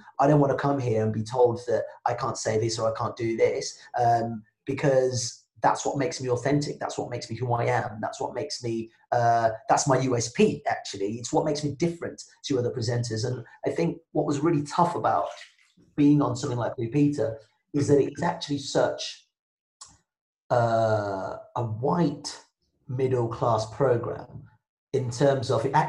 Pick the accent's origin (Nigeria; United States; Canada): Nigeria; first language Yoruba and English; I was born speaking both Yoruba and English, like that was my mother tongue. But I also speak English really well because, in Nigeria, because my parents are relatively middle class Nigerians